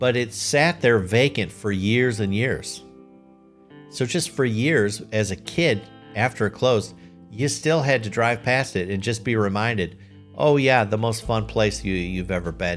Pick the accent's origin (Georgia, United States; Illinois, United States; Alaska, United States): Illinois, United States; Lisle; I grew up in Lisle, Illinois